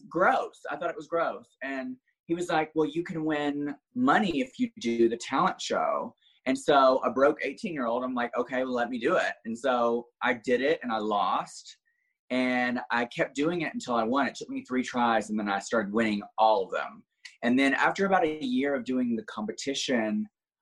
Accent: small town outside of Birmingham, Alabama, United States; now in Orlando, United States; originally I'm from a small town outside of Birmingham, Alabama. Like literally didn't even have a red light when I grew up

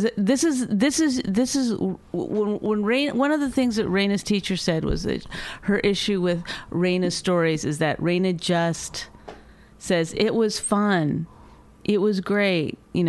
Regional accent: Canada; I'm Canadian.

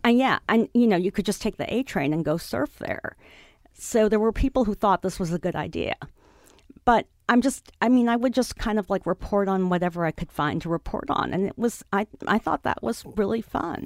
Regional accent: New York City, New York, United States; I grew up on the Upper West Side

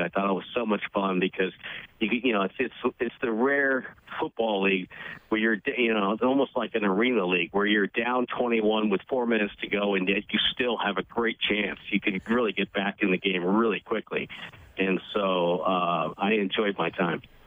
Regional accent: New England, United States; now in San Francisco Bay Area, United States; I grew up in New England, therefore that's my my disgust at anything Montreal Canadiens

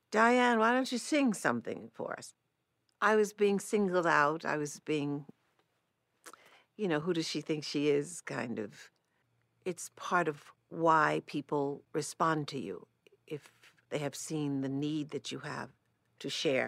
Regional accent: New York City, New York, United States; I grew up in Manhattan, New York City. I'm certainly a New York City person. Fortunately, I had, because of growing up in New York City, the world to relate to every day from the time I was in elementary school.

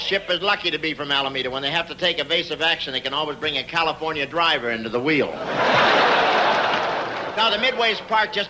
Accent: England, United Kingdom; moved away; I was born in England

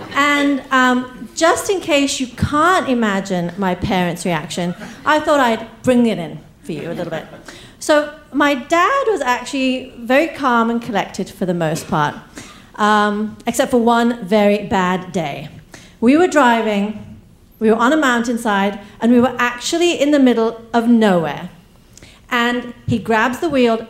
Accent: England, United Kingdom; accent: English; also born or lived in East Africa; now in United States; where I was born, uh, then to England, where I got my accent

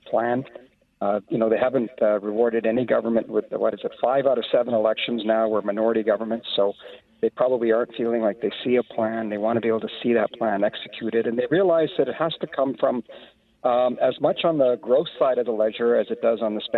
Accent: Canada; to me as a Canadian, to me as a minority

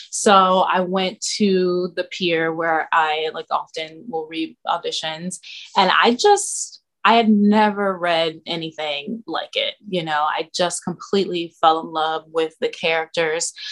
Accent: Cincinnati, Ohio, United States; moved away as an adult; now in New York, United States; I'm from Cincinnati

